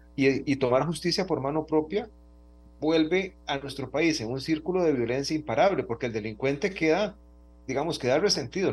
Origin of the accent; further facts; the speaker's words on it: Costa Rica; todos los costarricenses